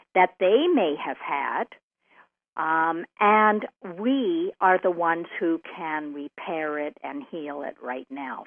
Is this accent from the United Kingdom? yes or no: no; Canada; I'm a Canadian